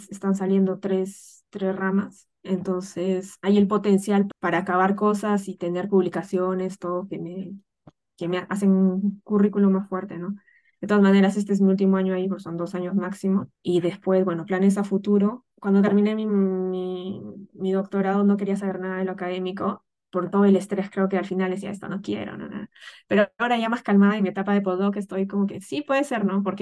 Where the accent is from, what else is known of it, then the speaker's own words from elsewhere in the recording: Peru; moved away as an adult; el motivo por el que yo salí de Perú era porque no encontraba esta área en la que me estoy desarrollando allá.